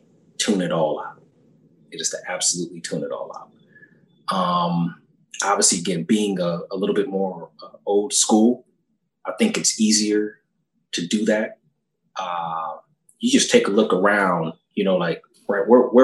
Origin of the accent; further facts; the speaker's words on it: Orange County, California, United States; also born or lived in Fullerton / Carson; I grew up playing in Orange County